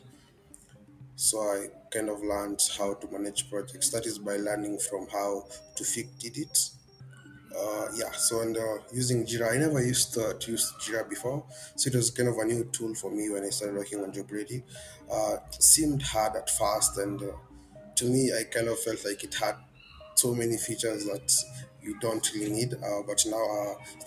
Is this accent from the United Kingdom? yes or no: no; Kenya; I'm a software developer and I'm from Kenya